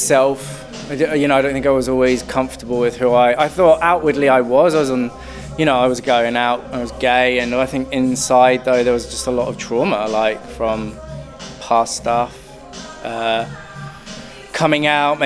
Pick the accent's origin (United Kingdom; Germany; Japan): United Kingdom; moved away as an adult; now in New Zealand; I'm not from New Zealand, I'm from the UK.